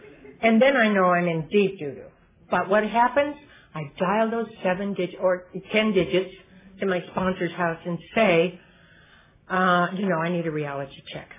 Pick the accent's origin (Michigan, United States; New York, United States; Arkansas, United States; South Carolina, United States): Michigan, United States; moved away as an adult; I've been in California 20 years, and I brought them with me when I came from Michigan